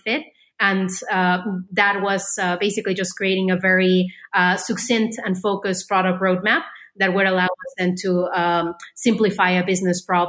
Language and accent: English; Mexico; moved away as an adult; also born or lived in France / Silicon Valley; I grew up in Mexico